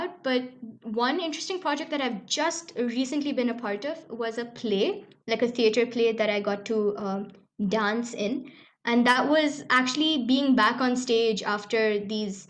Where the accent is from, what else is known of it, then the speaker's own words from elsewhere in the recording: Dubai, United Arab Emirates; growing up in Dubai